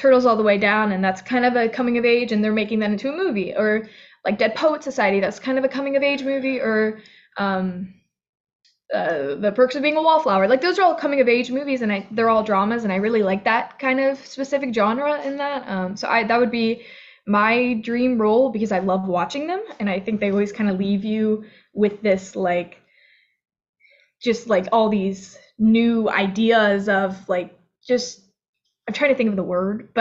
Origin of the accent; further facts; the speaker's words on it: Florida, United States; I grew up in Florida